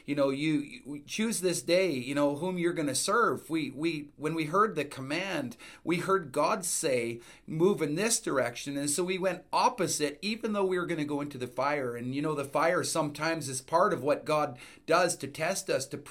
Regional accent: Edmonton, Alberta, Canada; we're from Edmonton, Alberta

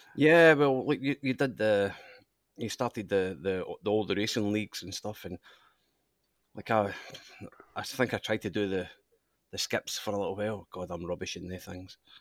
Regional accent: Scotland, United Kingdom; moved away as an adult; now in Australia; obviously I'm Scottish, and, uh, my father raced in Scotland

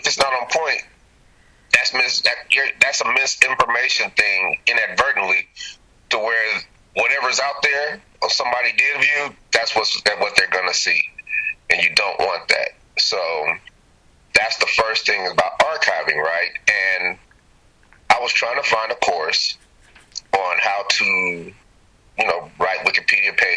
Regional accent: Denver, Colorado, United States; moved away as an adult; also born or lived in Chicago, Illinois / Sacramento, California; now in Atlanta, United States; I was born in Chicago. Steve was born in Omaha. We were grown up in Denver.

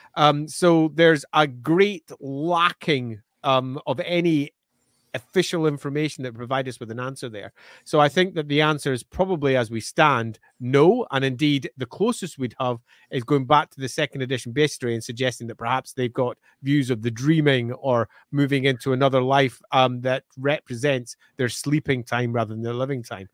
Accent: Scotland, United Kingdom; I may be Scottish, but I can speak. Purple, there you go, purple, burglar, alarm. I have no problems. I'm not from Glasgow

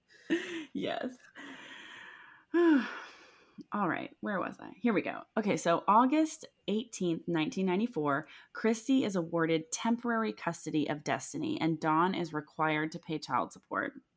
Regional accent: Milford, Ohio, United States; Milford is part of the Claremont County, which is where I grew up

